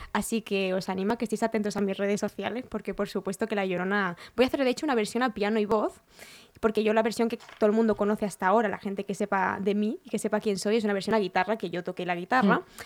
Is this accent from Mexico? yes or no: no; L'Hospitalet de Llobregat, Catalonia, Spain; soy de Hospitalet de Llobregat y él es de ahí, éramos de la misma ciudad.